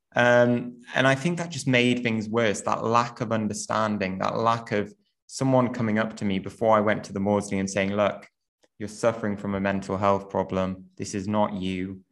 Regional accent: Newcastle upon Tyne, North East England, United Kingdom; I grew up in in Newcastle

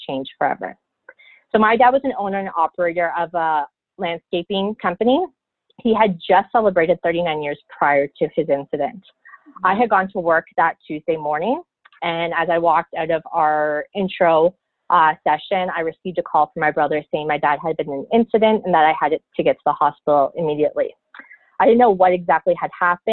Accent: close to Toronto, Ontario, Canada; moved away; I am from Canada. I originally was born and raised in Ontario, close to Toronto

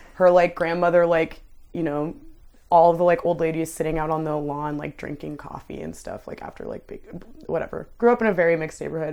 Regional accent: Ottawa, Ontario, Canada; moved away as an adult; I did grow up in, like, a, like, lower income, like, immigrant neighborhood. There's, um, the, like, south side of Ottawa is, like, mostly that demographic, and that's where I grew up

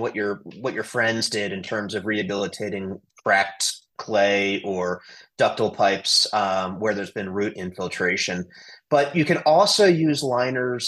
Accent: Washington, District of Columbia, United States; now in Colorado, United States; I grew up in Washington, D.C.

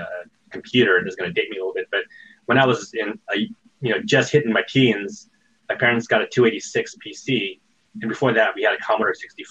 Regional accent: Fresno, California, United States; I grew up in Fresno, California, which was right next to Sierra Online

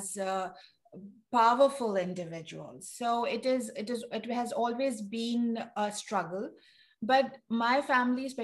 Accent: Pakistan; now in United States; I'm originally from Pakistan

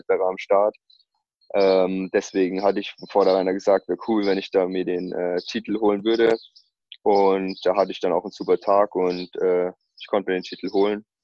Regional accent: Bavaria, Germany; Das ist so 15 Kilometer hier von meinem Heimatort entfernt, Walchsee, ähm, gleich über der österreichischen Grenze.

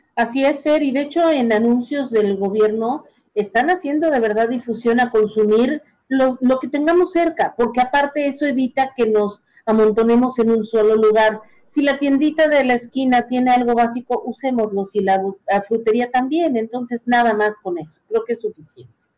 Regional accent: Mexico; como mexicanos

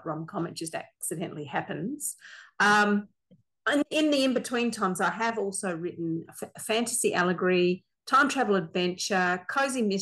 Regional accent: Australia; I am an Australian. I'm a very proud Australian

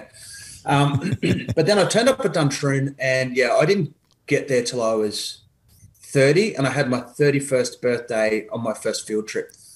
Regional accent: Katoomba, New South Wales, Australia; I grew up in a town called Katoomba in the Blue Mountains, probably a couple of hours west of Sydney

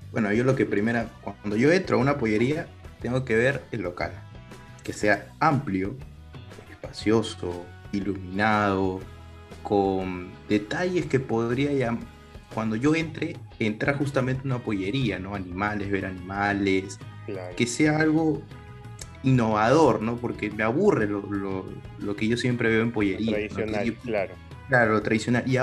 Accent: Peru; Claro, mira, como buen peruano me gusta comer bastante, ¿ya?

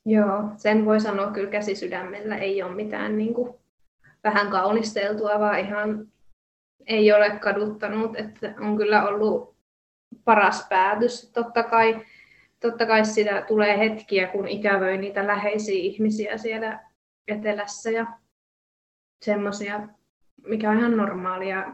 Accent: Jyväskylä, Central Finland, Finland; moved away as an adult; also born or lived in Kuopio; mä oon suurimman osa elämääni asunut Jyväskylässä ja on ihan kaupunkilaistyttö tyttö ollut ja kaupungissa kasvanut.

